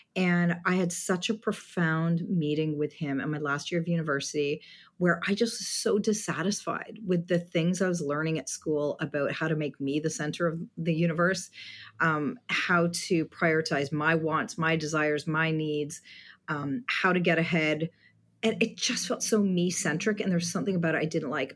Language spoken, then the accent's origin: English; Southwestern Ontario, Canada; moved away as an adult; now in Vancouver, Canada; I grew up in Southwestern Ontario, down the four oh one, where the four oh one actually ends south of Windsor.